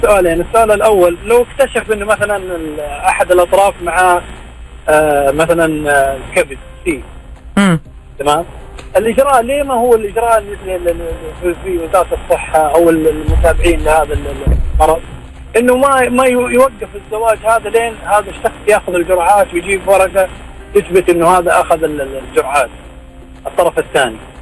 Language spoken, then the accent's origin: Arabic; Saudi Arabia; موجود هنا عندنا في السعوديه